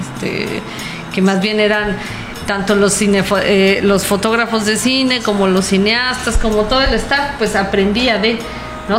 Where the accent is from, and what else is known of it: Mexico